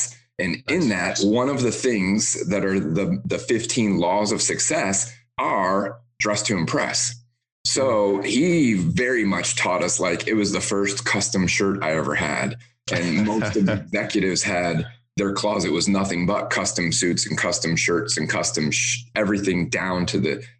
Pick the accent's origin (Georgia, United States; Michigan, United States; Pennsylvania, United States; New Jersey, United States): Michigan, United States; Detroit; now in Tampa, United States; I grew up in the Motor City in Detroit.